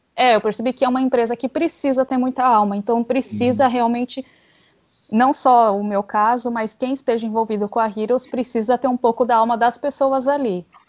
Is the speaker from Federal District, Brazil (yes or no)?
no; São Paulo, Brazil; eu sou de São Paulo